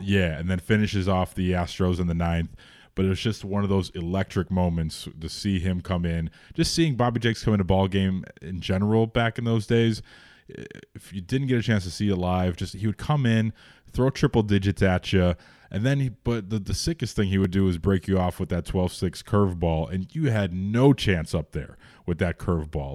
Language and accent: English; Chicago, Illinois, United States; we grew up in the Jordan era. So it was in Rogers Park